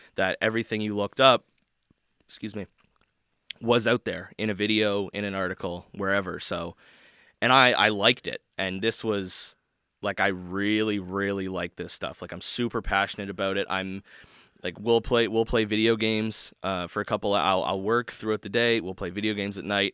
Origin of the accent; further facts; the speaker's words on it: Canada; I'm from Canada